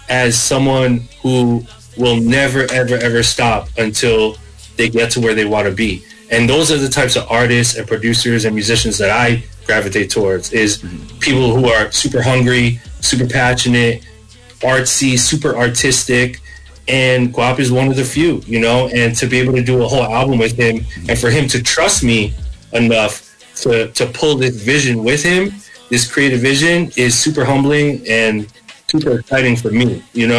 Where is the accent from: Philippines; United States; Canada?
Philippines; being Filipino, it actually made me so proud, because when I would walk into a studio and I would be the only Filipino kid there